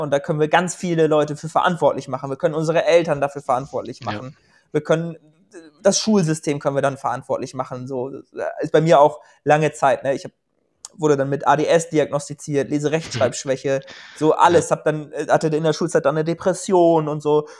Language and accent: German; Germany; moved away as an adult; also born or lived in Portugal; ich komme ja aus Schneeberding, auch so wie